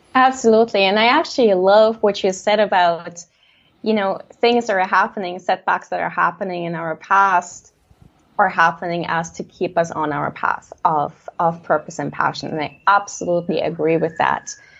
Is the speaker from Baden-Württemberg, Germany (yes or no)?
no; Leipzig, Saxony, Germany; I grew up in Leipzig, Germany, on stage, really